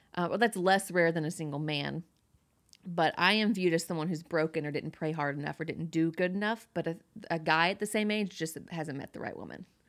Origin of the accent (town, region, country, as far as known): Georgia, United States; born or raised there